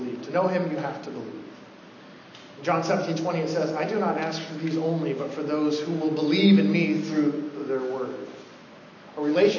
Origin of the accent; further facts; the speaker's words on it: Oregon, United States; I'm from Oregon. I was born in the late 70s